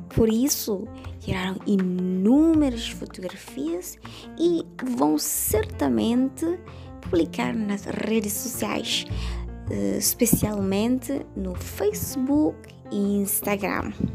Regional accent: Dili, Timor-Leste; Sou da Dili

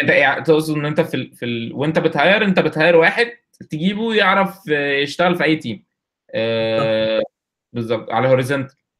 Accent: Egypt; also born or lived in Kuwait; احنا كلنا مصريين

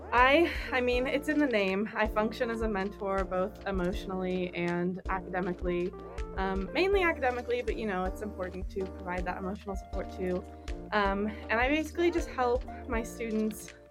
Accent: Wenatchee, Washington, United States; also born or lived in Seattle, Washington; now in Pullman, United States; I ended up going back to my hometown of Wenatchee

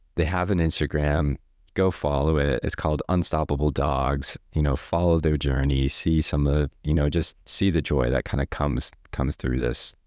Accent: Stafford Springs, Connecticut, United States; also born or lived in Rhode Island; now in Maine, United States; we moved to a town, a really small town in Connecticut called Stafford Springs

